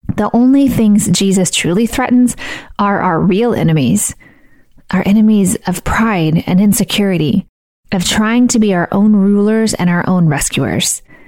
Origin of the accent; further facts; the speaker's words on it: Missouri, United States; I grew up in Missouri and went to college in Missouri, and I live in Missouri